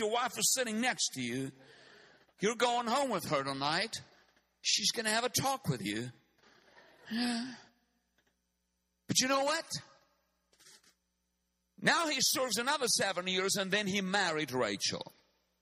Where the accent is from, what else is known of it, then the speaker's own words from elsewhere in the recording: South Africa; I come from Africa. I come from the southern tip of Africa